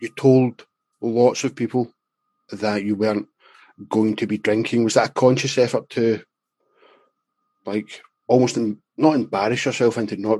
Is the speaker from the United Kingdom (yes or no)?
yes; Scotland, United Kingdom; I'm obviously from Scotland.